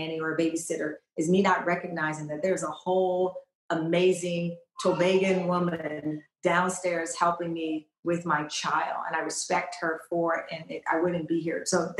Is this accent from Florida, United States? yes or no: no; Texas, United States; I'm from Texas